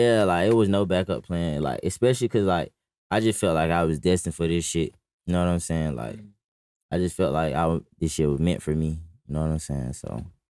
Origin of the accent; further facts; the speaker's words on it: Atlanta, Georgia, United States; I really grew up like in the fourth ward